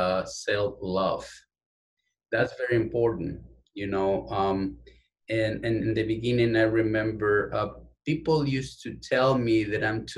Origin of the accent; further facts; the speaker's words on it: Quito, Pichincha, Ecuador; English is a second language; now in United States; I was born and raised in Quito, Ecuador. I'm from the capital of my beautiful country.